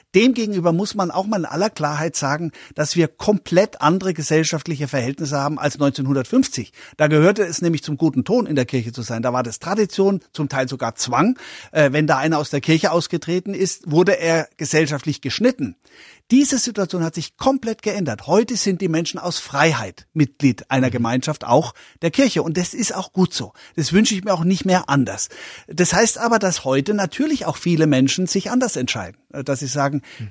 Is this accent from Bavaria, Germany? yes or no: yes; Coburg, Bavaria, Germany; born or raised there; also born or lived in Memmingen, Swabia; now in Upper Bavaria, Germany